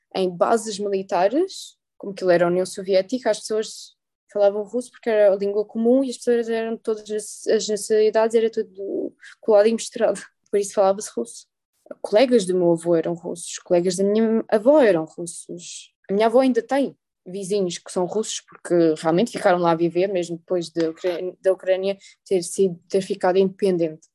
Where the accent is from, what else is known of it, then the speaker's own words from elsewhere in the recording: Torres Novas, Centro, Portugal; also born or lived in Galicia, Ukraine; eu gosto de Torres Novas, é a cidade onde eu cresci.